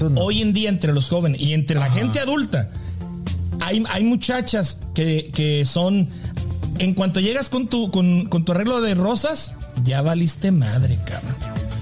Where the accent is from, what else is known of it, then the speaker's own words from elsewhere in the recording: Delicias, Chihuahua, Mexico; en la ciudad donde yo crecí, en la prepa donde yo nací, se acostumbraban las sociedades de alumnos